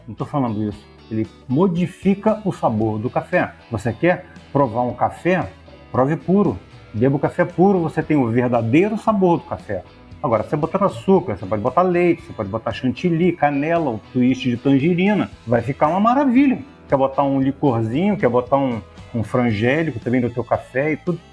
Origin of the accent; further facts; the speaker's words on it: Rio de Janeiro, Brazil; Minha família é mineira. Meus pais são, mineiros, eu sou carioca